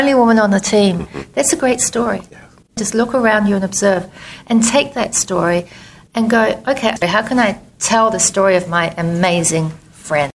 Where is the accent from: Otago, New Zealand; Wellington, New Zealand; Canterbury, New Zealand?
Canterbury, New Zealand; Christchurch; moved away as an adult; also born or lived in New York; My hometown was destroyed by earthquakes